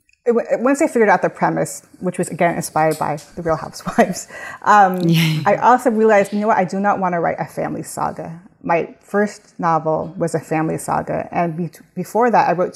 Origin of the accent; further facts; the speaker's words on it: Southern California, United States; moved away as an adult; now in New York, United States; I'm originally from Southern California. I moved to New York about 20 years ago and everyone else is still in California